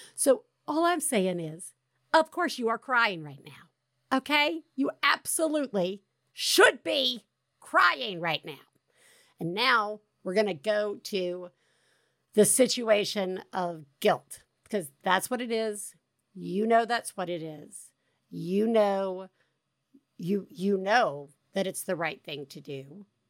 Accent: the South, United States; accent: Southern; the more my Southern accent comes out

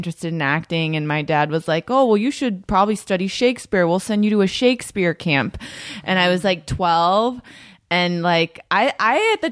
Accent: Northern California, United States; also born or lived in San Jose / Livermore / Fremont; now in Los Angeles, United States; I grew up in Northern California

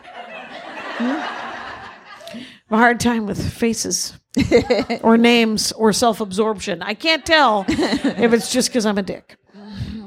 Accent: Midwest, United States; accent: Midwestern; my Midwestern accent

